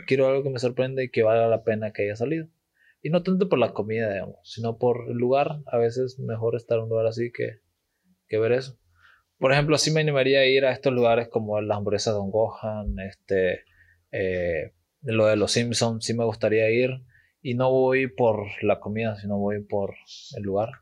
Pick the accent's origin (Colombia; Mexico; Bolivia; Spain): Bolivia; eastern Bolivia; somos bolivianos